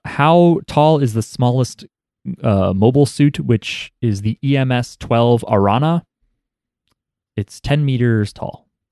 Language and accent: English; United States; we're American